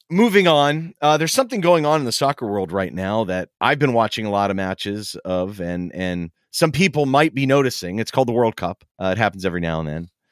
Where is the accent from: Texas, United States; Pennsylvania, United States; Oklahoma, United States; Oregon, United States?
Pennsylvania, United States; Pittsburgh; moved away; my hometown of Pittsburgh